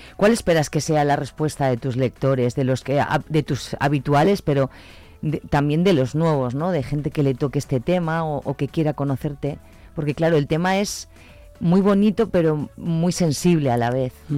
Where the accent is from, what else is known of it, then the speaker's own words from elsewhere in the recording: Pozuelo de Tábara, Castile and León, Spain; mi pueblo es Pozuelo de Tábara